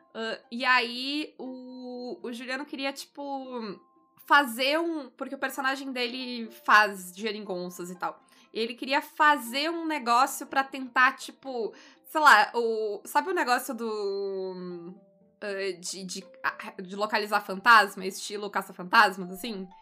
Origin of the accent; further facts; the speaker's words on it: Brazil; enquanto brasileiros